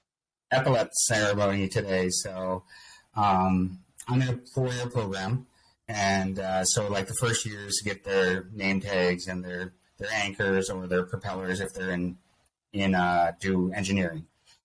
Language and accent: English; Nova Scotia, Canada; I'm from the Mi'kmaq Nation. We're here in Nova Scotia, Canada. We're part of a confederacy called the Wabanaki Confederacy.